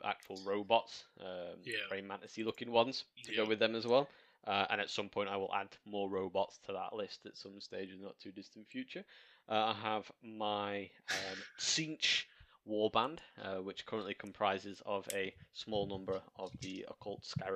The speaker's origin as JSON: {"language": "English", "area": "Welsh", "region": "Wales", "country": "United Kingdom", "said": "I'm Welsh"}